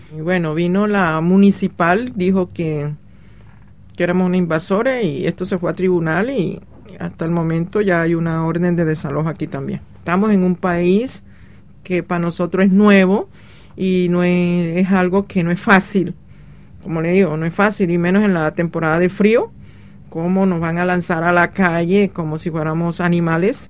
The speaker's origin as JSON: {"language": "Spanish", "country": "Colombia", "also_born_or_lived": "Paris, France", "moved": "as an adult", "lives_now": "Nanterre, France", "said": "soy colombiana, eh, llevo cinco años de estar en París."}